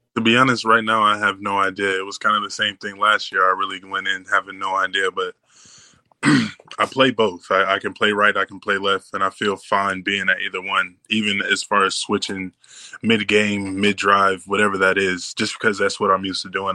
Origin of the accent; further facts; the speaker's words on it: Indianapolis, Indiana, United States; moved away as an adult; now in Green Bay, United States; I come from Indianapolis, but like a little bit outside the suburbs